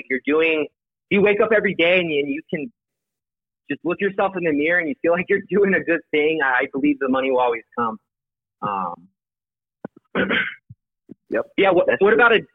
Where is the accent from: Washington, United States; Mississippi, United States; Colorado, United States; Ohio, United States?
Colorado, United States; I was born in Colorado.